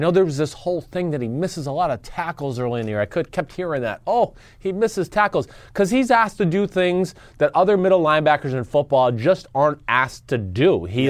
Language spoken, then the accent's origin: English; Boston, Massachusetts, United States; I'm from Boston. I'm not taking any of this shit, your steel meals and all that shit. I'm coming there. Boston hard. Wicked cold out there.